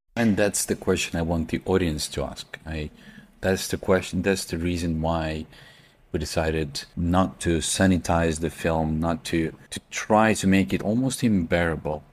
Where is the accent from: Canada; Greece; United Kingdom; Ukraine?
Ukraine; Kharkiv, Kharkiv Oblast; at that time I was in Kharkiv, in my hometown